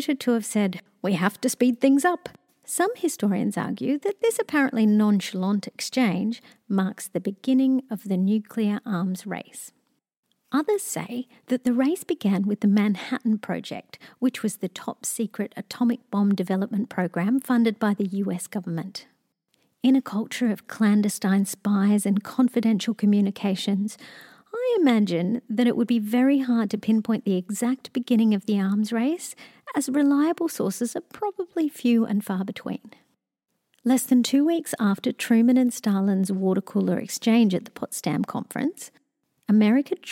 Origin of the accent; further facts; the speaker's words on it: Australia; As an Australian